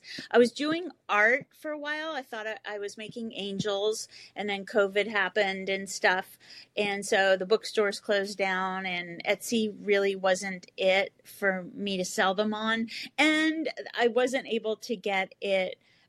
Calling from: California, United States; I'm calling from California.

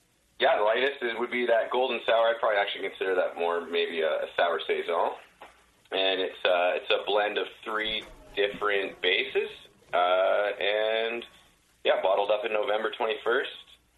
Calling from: British Columbia, Canada; I'm in Canada. I'm in British Columbia.

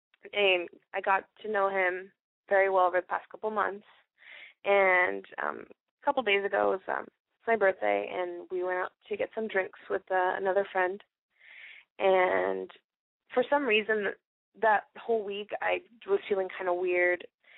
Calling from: Palm Springs, California, United States; I'm 20 years old, and I'm calling from Palm Springs.

